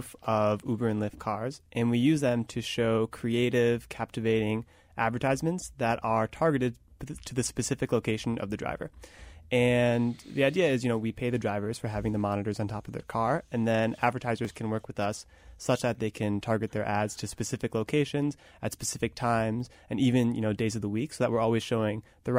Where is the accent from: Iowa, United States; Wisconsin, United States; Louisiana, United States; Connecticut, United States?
Wisconsin, United States; I grew up in Wisconsin.